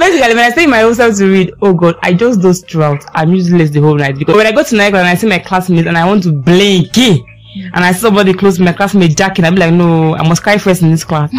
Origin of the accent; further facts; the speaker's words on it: Nigeria; I'm a Nigerian student.